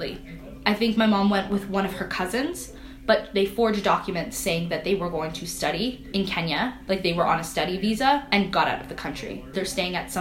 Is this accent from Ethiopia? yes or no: yes; Ethiopia; now in Canada; I'm from Ethiopia